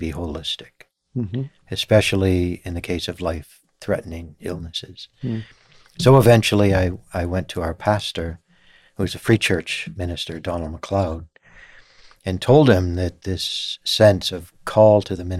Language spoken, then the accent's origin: English; northwestern New York State, United States; also born or lived in Scotland; my undergraduate work was in my home state area of northwestern New York State